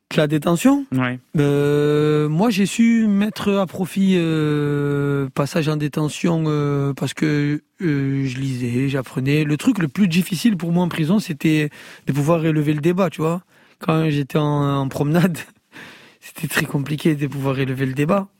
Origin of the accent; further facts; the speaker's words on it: Marseille, Provence-Alpes-Côte d'Azur, France; je suis de Fond Vert